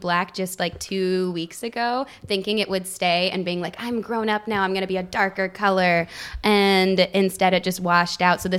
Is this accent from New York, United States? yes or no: no; Oklahoma City, Oklahoma, United States; also born or lived in Salt Lake City, Utah; And I was raised in Oklahoma. Like Oklahoma City.